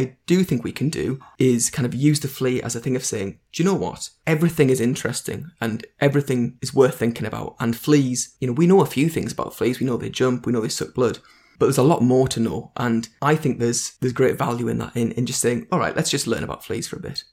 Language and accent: English; North East England, United Kingdom; I'm English and I'm from the, the northeast of England